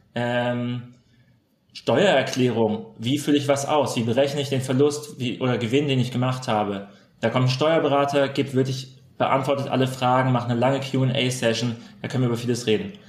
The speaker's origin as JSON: {"language": "German", "town": "Freiburg", "region": "Baden-Württemberg", "country": "Germany", "said": "Wir sind ja beide aus der Freiburger Region"}